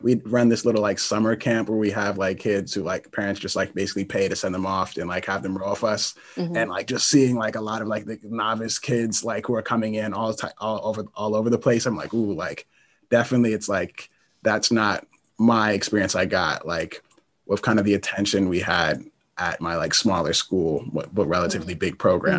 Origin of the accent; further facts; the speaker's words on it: Columbia, Maryland, United States; I'm from Columbia, Maryland, and I'm Black.